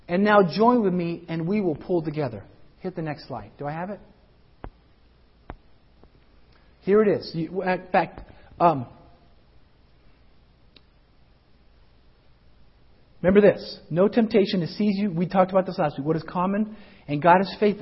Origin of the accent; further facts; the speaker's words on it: Colorado, United States; I grew up in Colorado